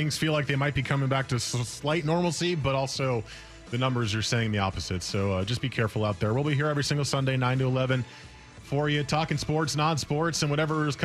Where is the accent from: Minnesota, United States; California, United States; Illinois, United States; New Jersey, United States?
New Jersey, United States; I grew up in New Jersey, you know, not really a barbecue capital.